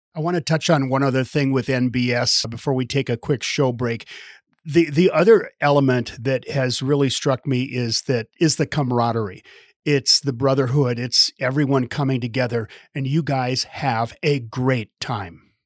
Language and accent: English; Midwest, United States; now in Park City, United States; I grew up in the Midwest, so I definitely know cold. I live out